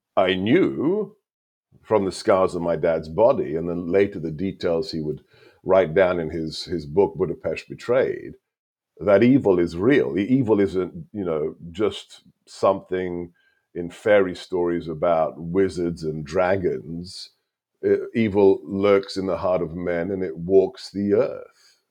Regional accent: United Kingdom; first language Hungarian; English is a second language; moved away as an adult; also born or lived in Hungary; now in United States; I was born and raised there

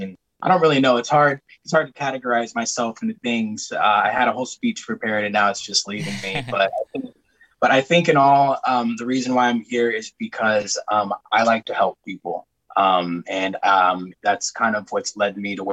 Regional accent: Oxnard, California, United States; I hail from Oxnard, California

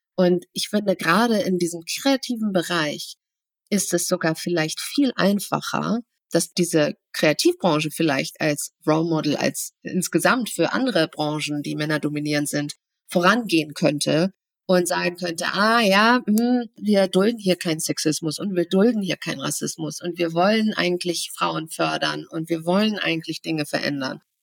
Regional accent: Germany; Ich bin zwar hier in Deutschland geboren

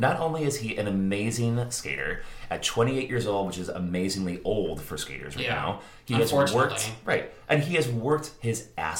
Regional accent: Northwest Indiana, United States; moved away as an adult; now in Chicago, United States; So, like Andrew said, I was born in Indiana. I grew up in Indiana. I went to school in Indiana. I went to university in Indiana. And I moved to Chicago later on.

